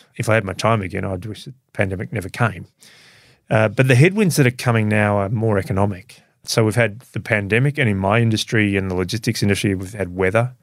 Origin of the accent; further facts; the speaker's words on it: Melbourne, Victoria, Australia; I grew up in a suburb of Melbourne.